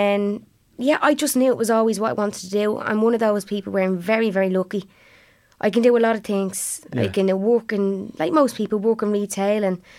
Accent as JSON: {"language": "English", "town": "Blanchardstown", "region": "Leinster", "country": "Ireland"}